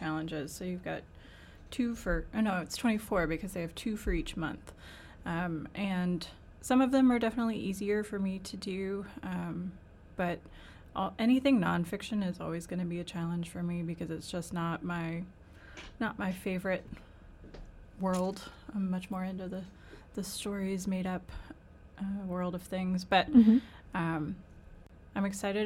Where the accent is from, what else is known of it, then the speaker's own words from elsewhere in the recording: Northern Kentucky, United States; also born or lived in South Carolina; now in Central Kentucky, United States; I'm originally from Northern Kentucky, but I've lived in the Central Kentucky